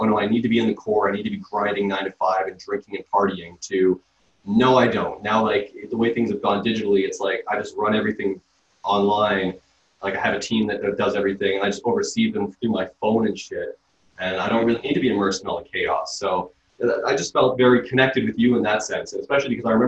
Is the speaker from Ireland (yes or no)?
no; Toronto, Ontario, Canada; when I grew up, I grew up in Scarborough